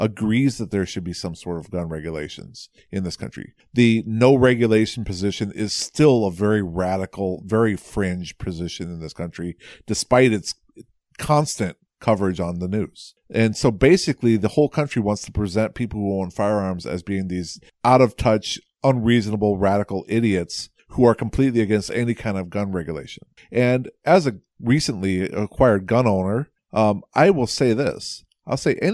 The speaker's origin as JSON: {"language": "English", "region": "Iowa", "country": "United States", "said": "I'm from Iowa"}